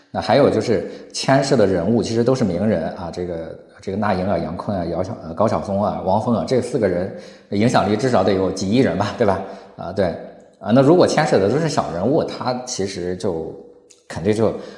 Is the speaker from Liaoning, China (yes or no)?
no; Shandong, China; 我从小生活在农村里边，我从小，我记得就是我，我太爷爷就是一个叫做民间歌手吧，当时我们的这个村儿里的民间歌手。他那个时候就掌握了很多的我们山东汤唯地区的那种民间的歌儿